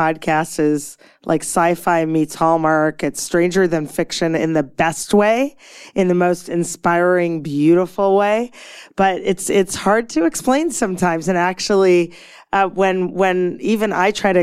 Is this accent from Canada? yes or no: yes; Toronto, Ontario, Canada; moved away; I'm from Toronto originally.